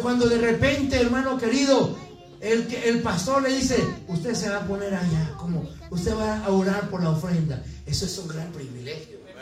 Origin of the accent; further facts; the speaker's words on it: Mexico City, Mexico; now in Brigham City, United States; de allá de, de la Ciudad de México, donde yo nací